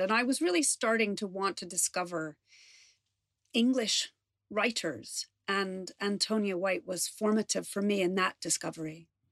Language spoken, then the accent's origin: English; New York, United States; now in London, United Kingdom; I grew up in New York